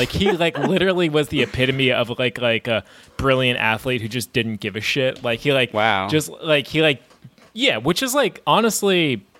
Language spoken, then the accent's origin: English; New York, United States; growing up in New York as a tortured Mets fan